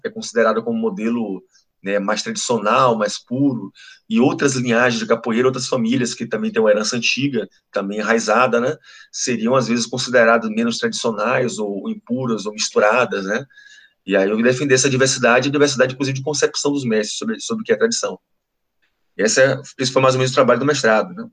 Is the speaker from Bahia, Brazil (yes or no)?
yes; Ilhéus, Bahia, Brazil; also born or lived in Minas Gerais; now in Salvador, Brazil; sou de Leos né? É, passei minha infância em Ilhéus